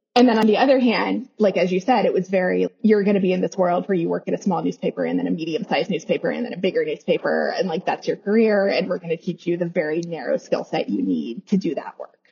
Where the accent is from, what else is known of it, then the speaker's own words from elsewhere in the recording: Kansas suburbs of Kansas City, United States; I was born in Kansas City, Missouri. I grew up in the Kansas suburbs of Kansas City